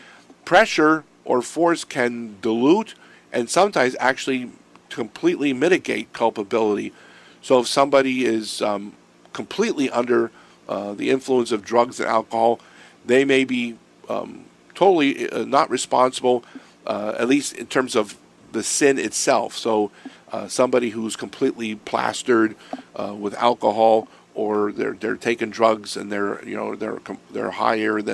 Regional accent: Erie, Pennsylvania, United States; when I grew up in Erie

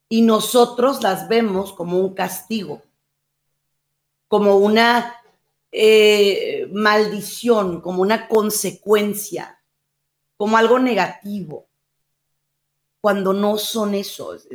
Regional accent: Mexico; en mi país, en México

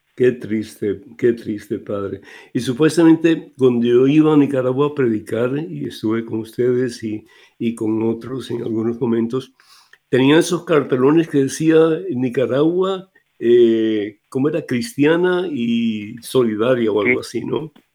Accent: Cuba; moved away; Cuba que es eh, mi país de origen

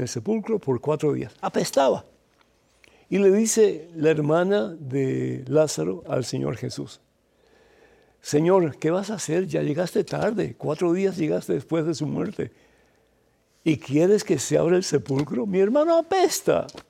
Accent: Cuba; para nosotros en Cuba fregar es limpiar los trastes

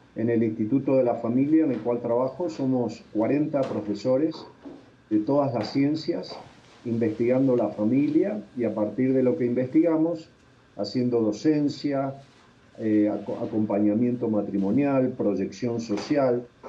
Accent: Argentina; moved away as an adult; now in Bogotá, Colombia; yo soy argentino

